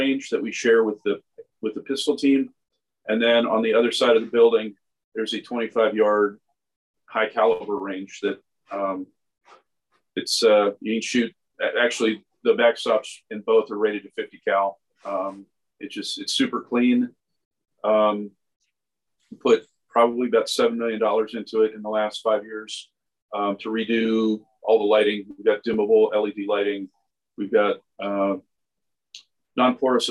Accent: United States; moved away; I grew up on the Chesapeake Bay

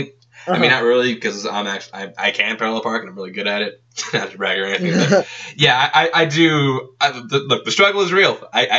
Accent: Texas, United States; I'm from Texas, and, like, that's where I got my first license.

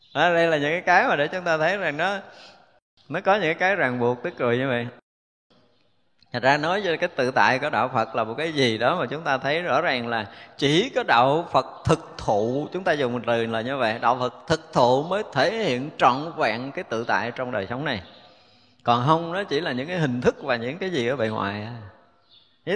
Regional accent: Vietnam; mình người Việt mình

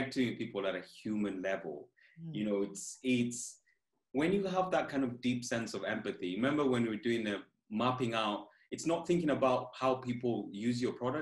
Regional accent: Kenya; moved away as an adult; now in United Kingdom; I'm originally from Kenya.

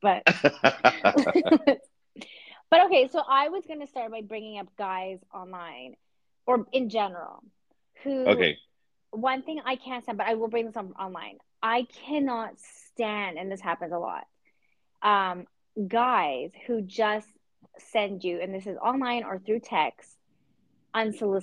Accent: Canada; I'm Canadian and I don't go around saying A, but I do text

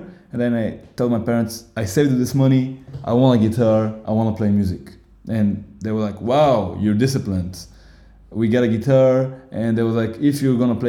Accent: Bulgaria; English is a second language; moved away as an adult; now in Berlin, Germany; I'm 25 years old. I come from Bulgaria, from a really small city in the mountain near Sofia, 1 hour away from the capital.

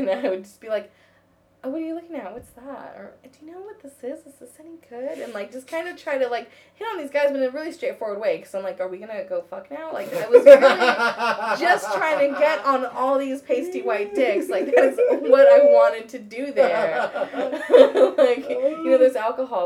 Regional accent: United States; I'm from America.

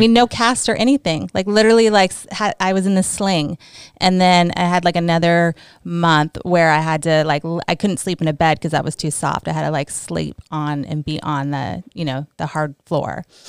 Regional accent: California, United States; moved away; also born or lived in New Jersey; I was born in New Jersey and then I moved to California when I was four. So, I'm really from California 'cause I don't really remember Jersey

